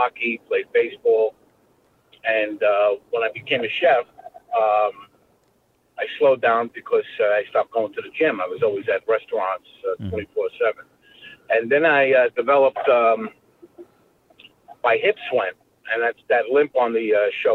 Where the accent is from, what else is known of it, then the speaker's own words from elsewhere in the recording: New York City, New York, United States; I grew up in Brooklyn